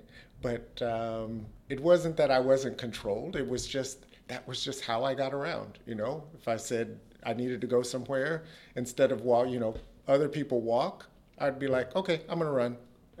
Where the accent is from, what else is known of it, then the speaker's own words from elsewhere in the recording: United States; I still hold the indoor state 400 meters record in my home state in the U.S